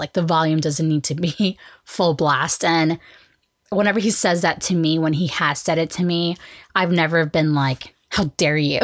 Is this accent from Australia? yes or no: no; Oklahoma, United States; we are from Oklahoma